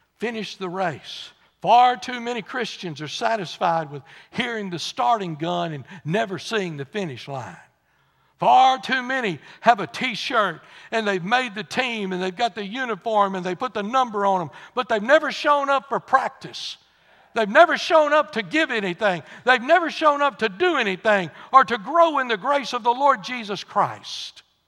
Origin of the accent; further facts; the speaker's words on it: Texas, United States; I said, "Texas."